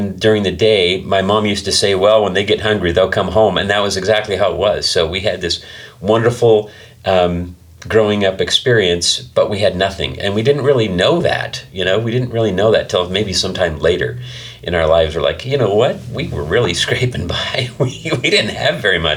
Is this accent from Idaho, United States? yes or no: yes; Eastern Idaho, United States; also born or lived in Utah / Chubbuck, Idaho / Blackfoot, Idaho; I grew up in Eastern Idaho. I was born in Utah, but I don't remember anything about living there